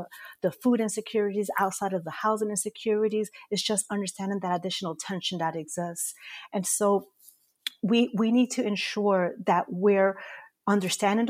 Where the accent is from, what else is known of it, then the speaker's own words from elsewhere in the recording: New York City, New York, United States; I'm also a proud native New Yorker, born and raised in Corona, Queens